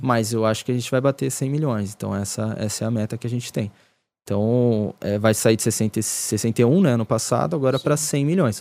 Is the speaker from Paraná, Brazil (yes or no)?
no; Ribeirão Pires, São Paulo, Brazil; onde eu cresci ali em Ribeirão.